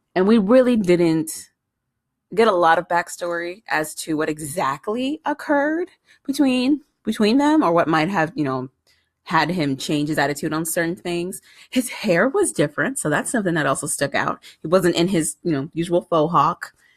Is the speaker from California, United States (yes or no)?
yes; San Diego, California, United States; moved away; I grew up in San Diego, California.